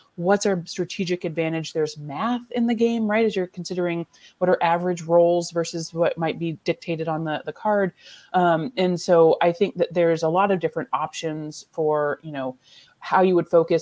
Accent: Michigan, United States; moved away; also born or lived in Ellsworth, Kansas; I'm from Michigan

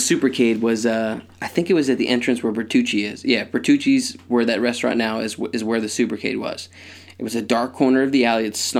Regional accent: Conshohocken, Pennsylvania, United States; The fact that we're both from Country Hocken, we can't say words that that's strange.

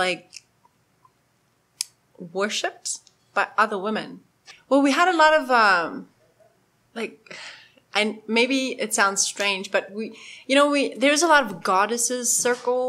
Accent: Germany; moved away as an adult; also born or lived in Poland; I'm German. Even crazier. I was born in Poland.

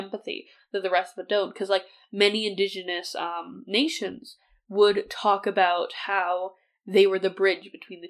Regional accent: Canada; I'm from Canada

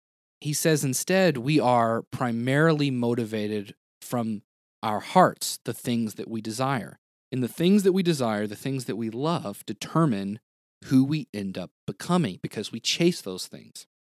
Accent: the South, United States; Because again, growing up in the South, in the United States, it's kind of like, oh, well, like everybody's Christian.

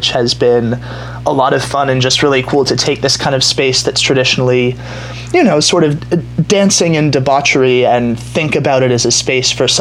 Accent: Culver City, California, United States; also born or lived in Los Angeles; now in West Hollywood, United States; I grew up in Culver City, which is now, you know, super trendy Silicon Beach, but at the time was sort of a sleepy retirement community

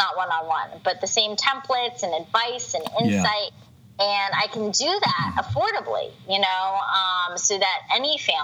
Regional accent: United States; I'm an American

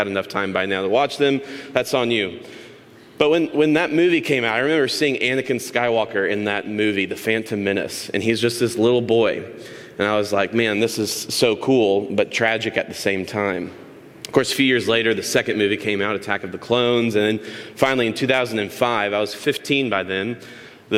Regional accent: Tallahassee, Florida, United States; As a kid, I grew up in Tallahassee, Florida.

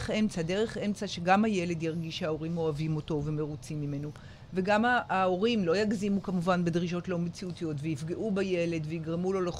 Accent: Jerusalem, Jerusalem District, Israel; moved away as an adult; now in Ashdod, Israel; אבל אני הגעתי מירושלים

